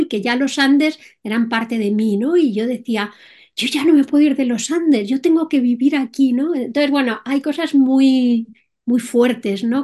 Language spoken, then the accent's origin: Spanish; Madrid, Community of Madrid, Spain; soy española, eh, más concretamente de Madrid